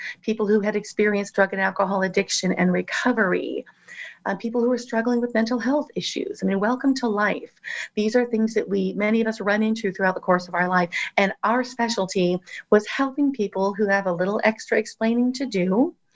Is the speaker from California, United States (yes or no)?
yes; Southern California, United States; I grew up in Southern California